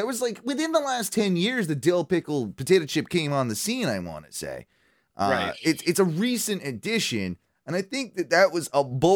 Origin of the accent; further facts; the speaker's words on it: United Kingdom; I'm British